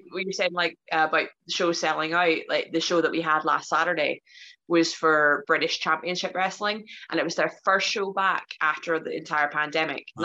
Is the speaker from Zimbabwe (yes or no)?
no; Ireland; I'm Irish, so I, I, I, just like I'll talk for days, so you have to cut me off at some point.